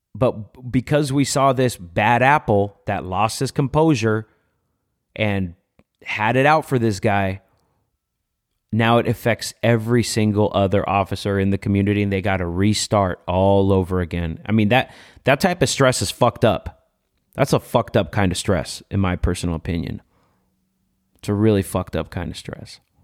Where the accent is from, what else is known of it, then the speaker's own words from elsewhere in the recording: Los Angeles, California, United States; I grew up in MacArthur Park